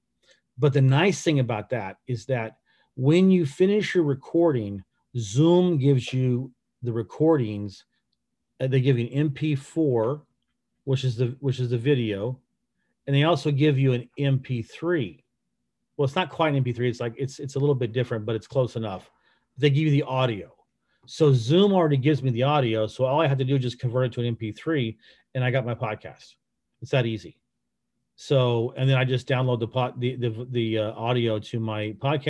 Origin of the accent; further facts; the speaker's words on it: United States; I'm American